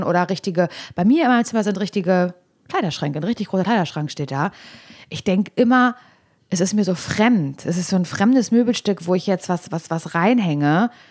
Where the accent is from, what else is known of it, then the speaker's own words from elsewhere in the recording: East Germany, Germany; ich komme aus Ostdeutschland